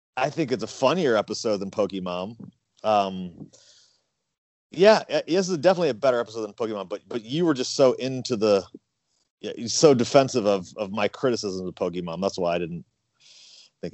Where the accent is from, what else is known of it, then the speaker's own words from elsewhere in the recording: St. Louis, Missouri, United States; growing up in St. Louis